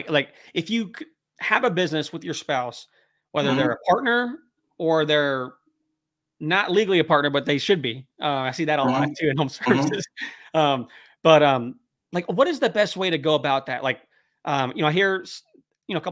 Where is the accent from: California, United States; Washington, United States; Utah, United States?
California, United States; moved away; we're from California